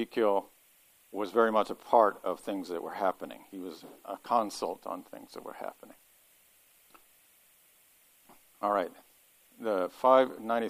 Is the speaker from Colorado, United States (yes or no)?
no; Kentucky, United States; now in Ohio, United States; I'm from Kentucky